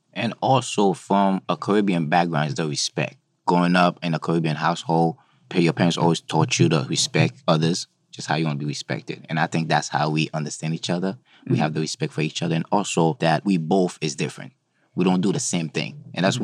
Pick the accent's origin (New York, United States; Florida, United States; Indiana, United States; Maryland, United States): New York, United States; New York City; also born or lived in Haiti; I was born in Haiti, grew up in Brooklyn, went to school upstate New York